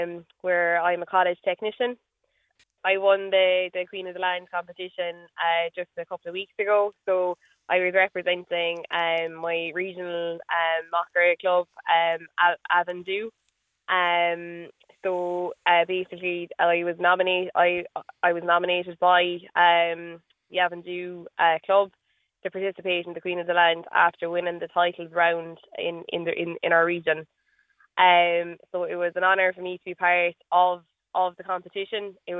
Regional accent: Newtownshandrum, Munster, Ireland; also born or lived in County Limerick; I'm from Newtown Shandrum in County Cork. I come from a dairy farm. We're milking 200 pedigree Holstein Friesian cows.

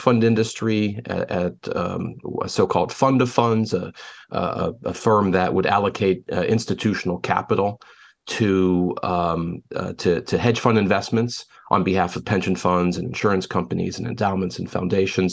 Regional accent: Pittsburgh, Pennsylvania, United States; moved away as an adult; now in Chicago, United States; born and raised in Pittsburgh

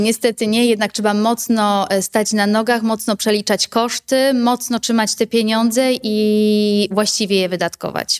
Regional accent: Bochnia, Lesser Poland, Poland; u nas w Bochni

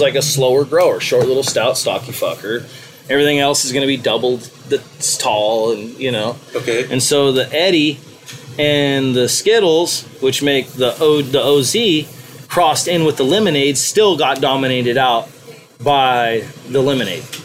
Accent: Mendocino County, California, United States; fourth generation from Mendocino County

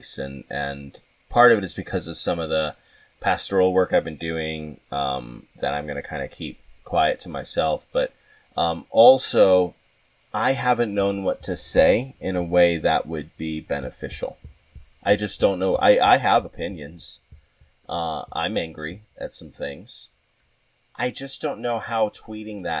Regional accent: Southwest, United States; now in New York, United States; I'm from the Southwest

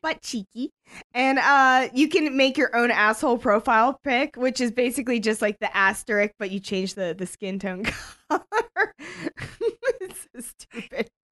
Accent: United States; we're American

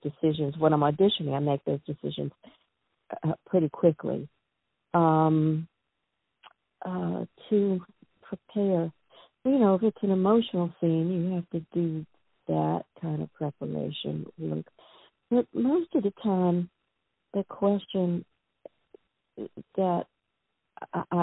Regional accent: New Orleans, Louisiana, United States; now in New York, United States; I'm from the South. I'm from New Orleans.

